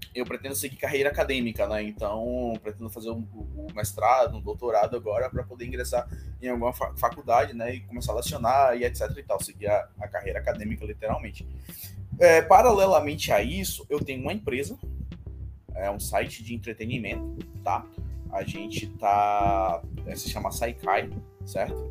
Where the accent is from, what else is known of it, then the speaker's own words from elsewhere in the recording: Salvador, Bahia, Brazil; Eu sou da Bahia, Salvador, Bahia, Brasil